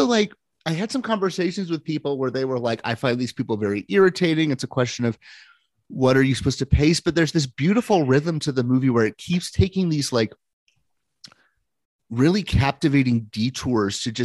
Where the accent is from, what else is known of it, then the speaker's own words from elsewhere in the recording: Seattle, Washington, United States; I was born in Seattle